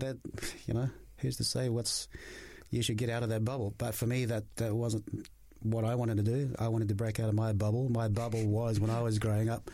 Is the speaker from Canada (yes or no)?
no; Australia; also born or lived in Tonga; now in New Zealand; I was born in Tonga, but went to Australia when I was about 7 years old, grew up there